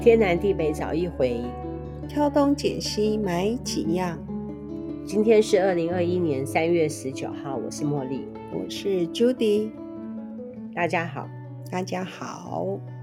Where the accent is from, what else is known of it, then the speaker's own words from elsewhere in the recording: Taiwan; 身为台湾人的我